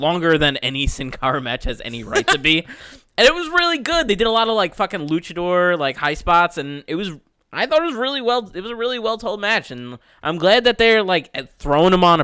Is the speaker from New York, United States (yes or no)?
yes; Long Island, New York, United States; We're from Long Island, New York